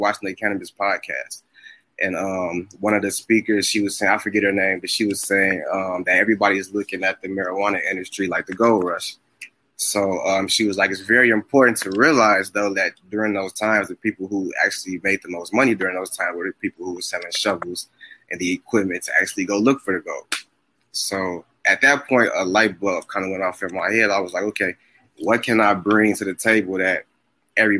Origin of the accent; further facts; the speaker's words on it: Chicago, Illinois, United States; now in Missouri, United States; I'm from Chicago. I live in Missouri now.